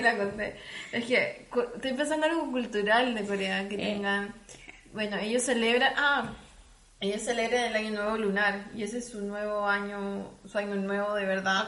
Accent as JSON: {"language": "Spanish", "country": "Chile", "also_born_or_lived": "South Korea", "moved": "as an adult", "lives_now": "Munich, Germany", "said": "los chilenos nos sentimos"}